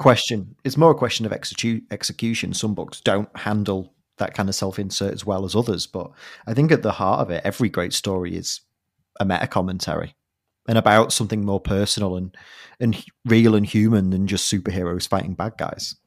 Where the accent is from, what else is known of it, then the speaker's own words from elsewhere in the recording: United Kingdom; As a Brit